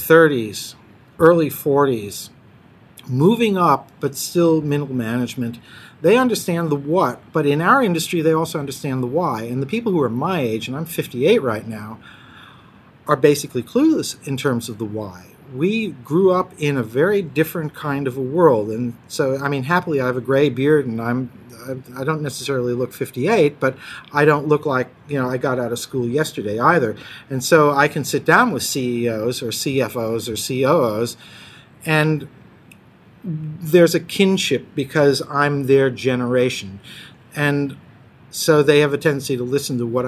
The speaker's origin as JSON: {"language": "English", "country": "United States", "tie": "born or raised there", "accent": "American", "first_language": "English", "moved": "as an adult", "lives_now": "Copenhagen, Denmark", "said": "I was born in the United States, so technically English is my first language, but for 36 years, Danish has actually been my working language, so I only sound American"}